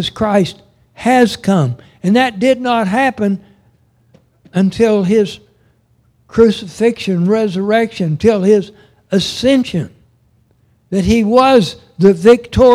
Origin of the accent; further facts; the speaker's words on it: Oklahoma, United States; also born or lived in Arkansas; As a kid, when we moved back to Oklahoma from Arkansas, we moved to Oshelita